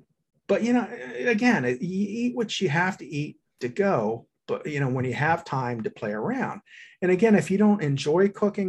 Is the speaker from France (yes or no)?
yes; Paris, Île-de-France, France; I love Paris. And I think a lot of Parisians go, of course we're rude. We're from Paris.